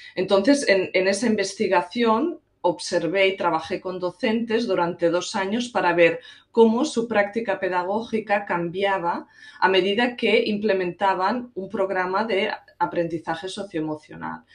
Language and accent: Spanish; Catalonia, Spain; moved away as an adult; now in United States; Soy originalmente catalana, pero llevo en Estados Unidos unos 17 años